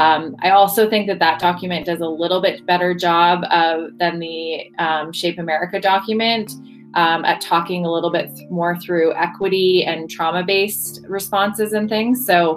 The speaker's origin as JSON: {"language": "English", "country": "Canada", "moved": "yes", "said": "I'm Canadian"}